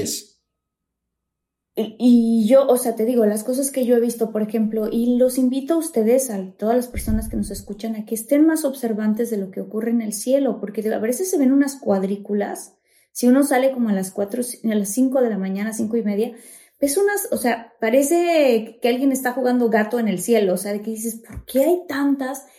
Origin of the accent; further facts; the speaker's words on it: Mexico; en mi país, México